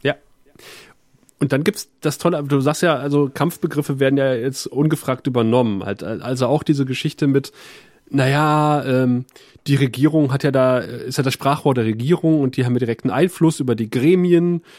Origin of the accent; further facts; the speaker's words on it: West Germany, Germany; als Wessi